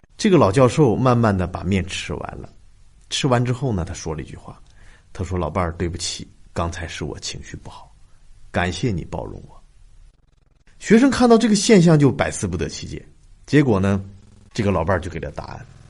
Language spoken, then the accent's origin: Chinese; China; 我们中国人常常听说的那句话